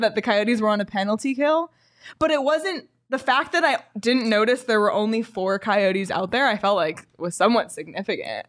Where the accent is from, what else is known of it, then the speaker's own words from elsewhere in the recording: Canada; a Canadian